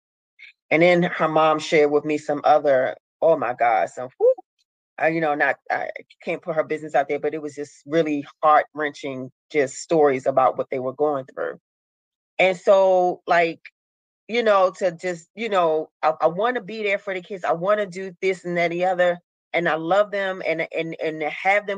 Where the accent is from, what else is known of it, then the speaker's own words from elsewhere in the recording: Baltimore, Maryland, United States; I'm from Baltimore, Maryland